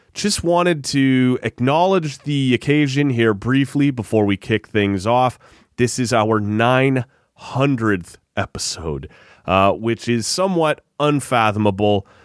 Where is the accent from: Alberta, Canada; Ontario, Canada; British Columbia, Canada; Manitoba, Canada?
Ontario, Canada; just outside Toronto; just outside Toronto